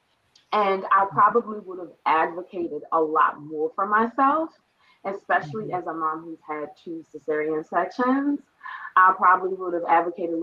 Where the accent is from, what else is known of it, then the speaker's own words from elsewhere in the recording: Baltimore, Maryland, United States; a Black-owned t-shirt company based out of my hometown in Baltimore